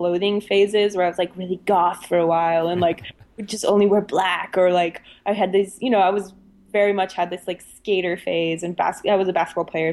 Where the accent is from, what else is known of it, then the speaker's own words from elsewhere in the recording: Germany; I especially growing up in Germany